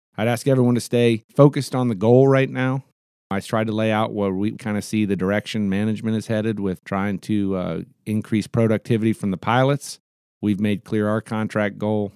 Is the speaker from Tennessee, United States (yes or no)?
no; Anchorage, Alaska, United States; I'll be in Anchorage on the twenty-first, which is my hometown